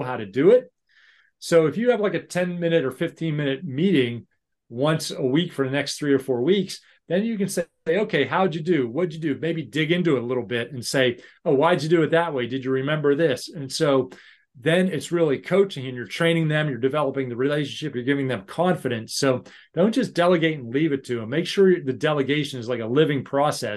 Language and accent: English; Pittsburgh, Pennsylvania, United States; moved away as an adult; now in United Kingdom; I'm from Pittsburgh